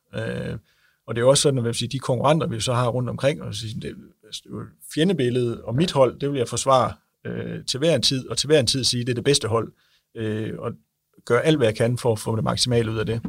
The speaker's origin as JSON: {"language": "Danish", "country": "Denmark", "said": "nu er vi jo fra Jylland"}